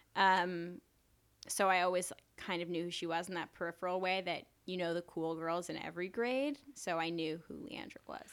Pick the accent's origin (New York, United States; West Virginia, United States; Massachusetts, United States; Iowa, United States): New York, United States; New York City; I grew up in New York. I was born in Mount Sinai Hospital